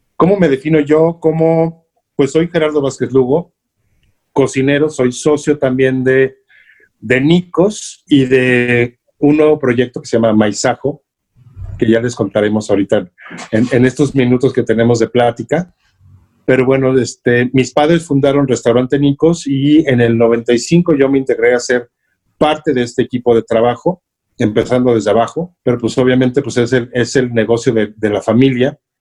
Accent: State of Mexico, Mexico; also born or lived in Clavería, Mexico City; yo nací en Clavería, pero siendo bebé prácticamente, mis papás se fueron a vivir al Estado de México

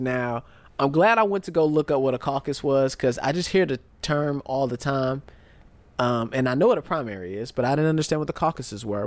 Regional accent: United States; most of us Americans, we spend our whole lives being American

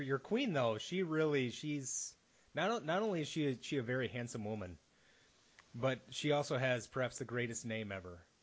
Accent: United States

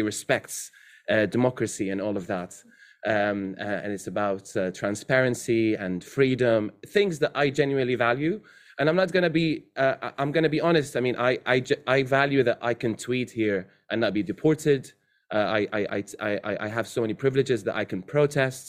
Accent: Syria; moved away as an adult; also born or lived in Saudi Arabia; now in United Kingdom; So I was born in Saudi and I lived in Syria.

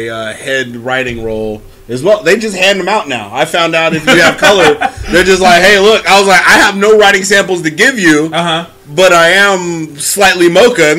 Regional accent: San Francisco, California, United States; I'm from San Francisco. I like that weather. You know, I like being on the peninsula

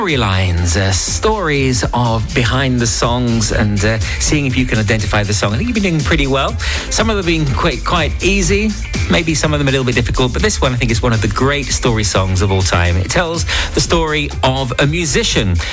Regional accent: Watford, East of England, United Kingdom; moved away; my hometown of Watford

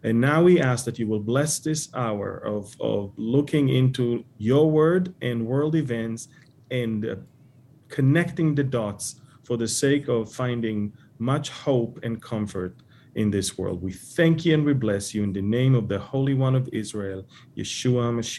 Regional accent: Montreal, Quebec, Canada; now in Edmonton, Canada; I'm here in Edmonton on the western part of Canada, and I want to tell you something. I came from Montreal

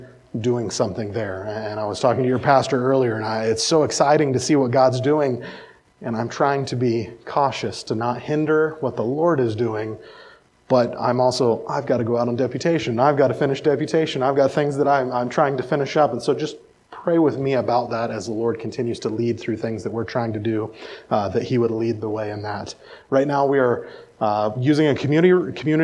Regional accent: central Iowa, United States; moved away as an adult; also born or lived in Fargo, North Dakota; I'm originally from Iowa. So a little bit about my past is I grew up in central Iowa

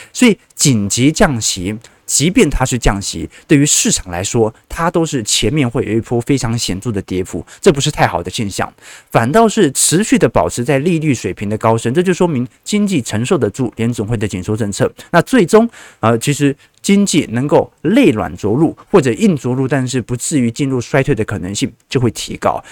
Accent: Taipei, Taiwan; 我平时都在万华分局里面长大的

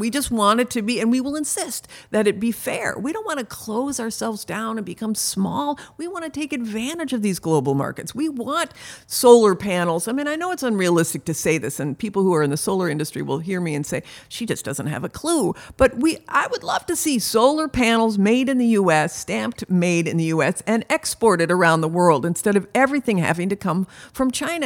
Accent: Canada; also born or lived in Michigan, United States / California, United States; now in United States; I was born in Canada

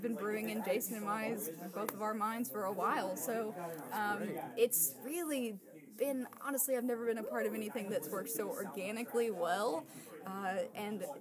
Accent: Rossville, Georgia, United States; I was born in Rossville, which is 15 minutes away from here

